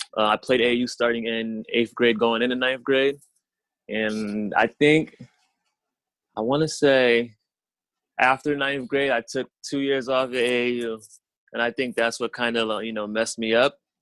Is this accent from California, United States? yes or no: no; Springfield, Massachusetts, United States; I'm from Springfield, Mass, so I'm about an hour away from them.